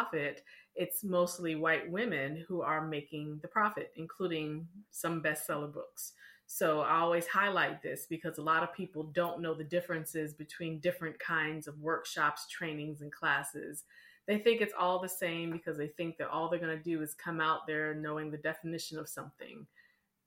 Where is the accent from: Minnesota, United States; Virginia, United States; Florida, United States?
Virginia, United States; Richmond; also born or lived in North Carolina; now in Baltimore, United States; I'm born and raised in Richmond, Virginia